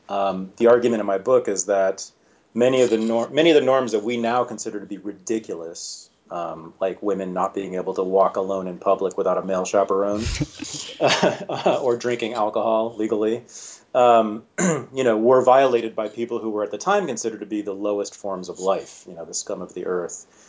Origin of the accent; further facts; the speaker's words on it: Berkeley, California, United States; I was born in Berkeley, California, uh, in the mid 1965, to revolutionary socialist parents